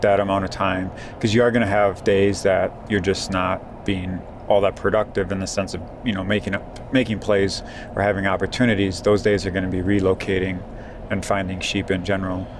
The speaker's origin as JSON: {"language": "English", "region": "Wisconsin", "country": "United States", "tie": "born or raised there", "said": "Coming from my home state of Wisconsin"}